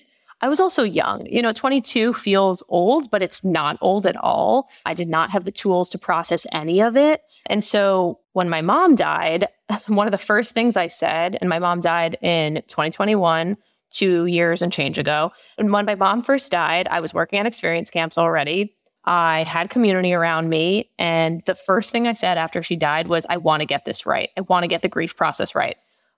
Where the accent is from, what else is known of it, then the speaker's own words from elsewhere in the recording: New York, United States; So I grew up in Long Island in New York with my mom, my dad, and my brother.